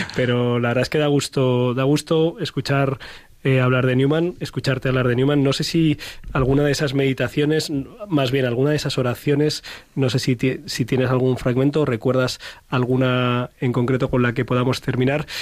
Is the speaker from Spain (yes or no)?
yes; Madrid, Community of Madrid, Spain; que soy un madrileño del barrio del Pilar